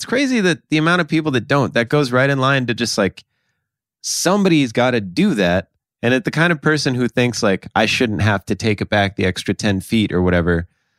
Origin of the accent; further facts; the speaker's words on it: South Dakota, United States; moved away; I grew up in South Dakota. It's like 20 below sometimes.